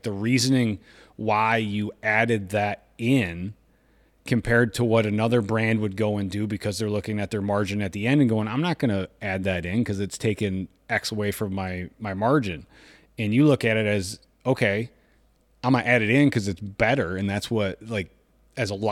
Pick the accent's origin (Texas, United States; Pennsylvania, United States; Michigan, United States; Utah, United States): Michigan, United States; moved away; growing up in Michigan